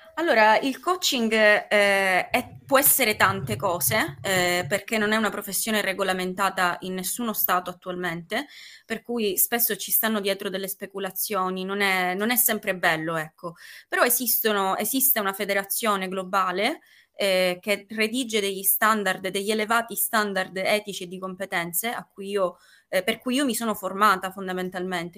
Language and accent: Italian; Palermo, Sicily, Italy; ho 19 anni e vivo a Palermo, sono originaria sempre di Palermo.